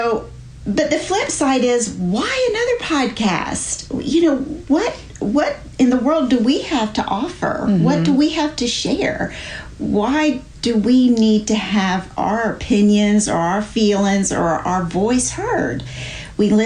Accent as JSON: {"language": "English", "town": "Charleston", "region": "South Carolina", "country": "United States", "tie": "born or raised there", "moved": "as an adult", "lives_now": "North Carolina, United States"}